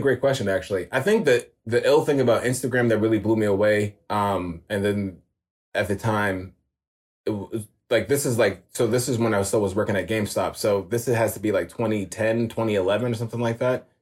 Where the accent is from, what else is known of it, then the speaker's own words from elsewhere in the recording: New York City, New York, United States; born and raised in New York. Um 87 baby. So I was born in East Flatbush and I was raised in Jamaica Queens